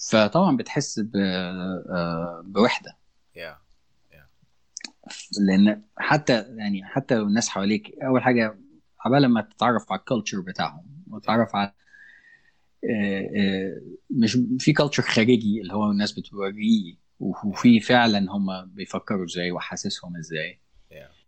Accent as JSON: {"language": "Arabic", "country": "Egypt", "also_born_or_lived": "Gulf", "said": "تربيت في الخليج في مدرسه كانت مينلي شوام ف... فما كانش عندي مع... وما زال ما عنديش انا مراتي مش مصريه"}